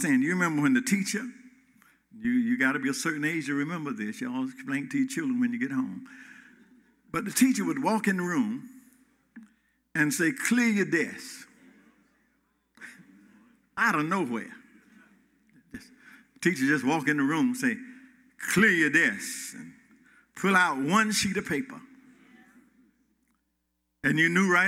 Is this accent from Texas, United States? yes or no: no; Gainesville, Georgia, United States; My heart and my mind goes back to Hall County, Georgia, Clay Hills, of Gainesville, Northwestern Elementary School